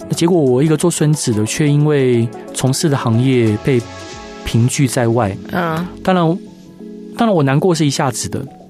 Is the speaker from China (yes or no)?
no; Taiwan; 我们台湾人是那么的，那么的灵活，然后又那么的，那么的会想